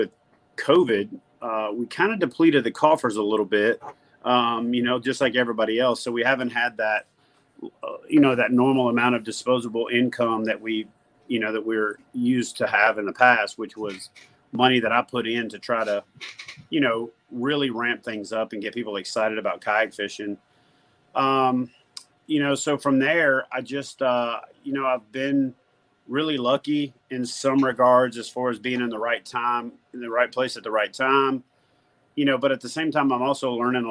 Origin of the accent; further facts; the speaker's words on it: Louisiana, United States; also born or lived in Georgia / Norfolk, Virginia / Corpus Christi, Texas; now in White House, United States; I'm originally from Louisiana, lived in Georgia for a few years before I joined the Navy.